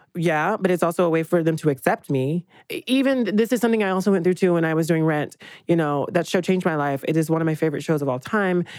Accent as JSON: {"language": "English", "region": "Georgia", "country": "United States", "said": "I'm from Georgia"}